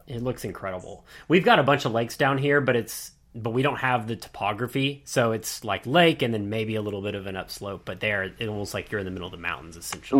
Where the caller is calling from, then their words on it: Dallas, Texas, United States; I'm calling from Dallas